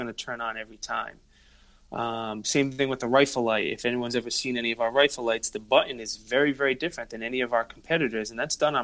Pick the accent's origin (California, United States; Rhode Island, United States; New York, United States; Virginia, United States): Rhode Island, United States; accent: Rhode Island; we are from Rhode Island